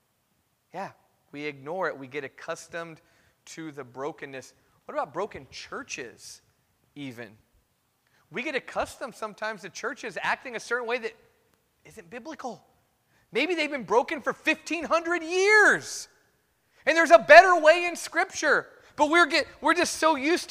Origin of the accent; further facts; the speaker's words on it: Fresno, California, United States; I grew up in Fresno